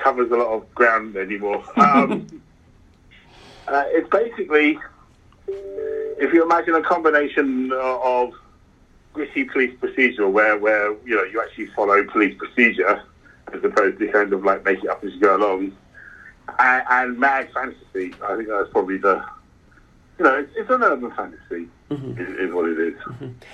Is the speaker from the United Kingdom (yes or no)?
yes; London, United Kingdom; I'm a Londoner